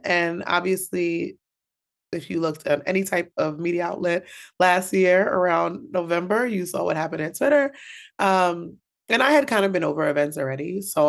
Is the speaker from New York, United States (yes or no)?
yes; Bronx, New York, United States; I am a New York native, born and bred in the Bronx. Yes. I am first generation West Indian. My family came from Antigua.